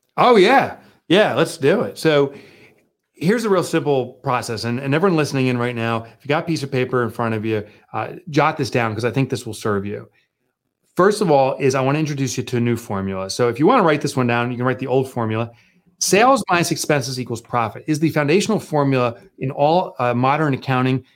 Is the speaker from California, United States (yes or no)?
no; Boonton, New Jersey, United States; from a little Booton, New Jersey, a little colonial town. It's actually where I grew up